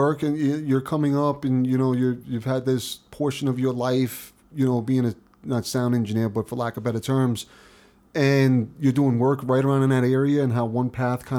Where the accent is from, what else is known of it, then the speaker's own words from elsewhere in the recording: New York, United States; moved away; I grew up in New York